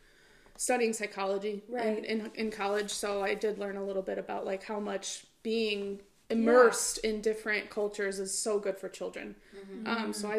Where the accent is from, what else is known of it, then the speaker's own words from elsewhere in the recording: Chicago, Illinois, United States; I grew up in a little neighborhood in Chicago called Hegwisch. Mm-hmm. It was, growing up, it was kind of like a little melting pot in Chicago.